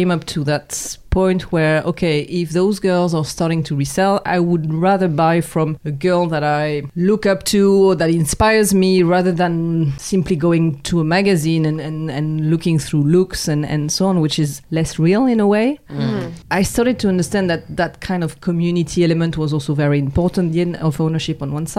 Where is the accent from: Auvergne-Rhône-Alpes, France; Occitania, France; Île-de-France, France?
Occitania, France; near Montpellier; English is a second language; moved away as an adult; now in Hong Kong; I'm a girl from the South, so raised and born near Montpellier